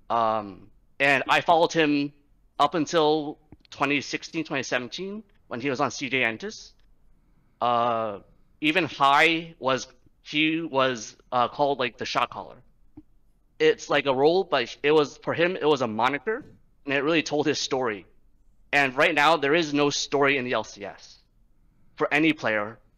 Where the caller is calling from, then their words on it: New York City, New York, United States; Uh, New York City.